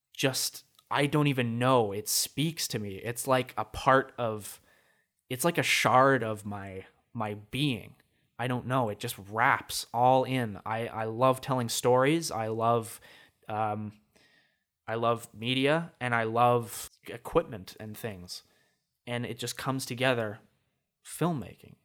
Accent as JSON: {"language": "English", "town": "Regina", "region": "Saskatchewan", "country": "Canada", "tie": "born or raised there", "said": "in grade three, I moved from Saskatoon to Regina. Complete change for me. So, grade four through to halfway through grade seven, I lived in Regina"}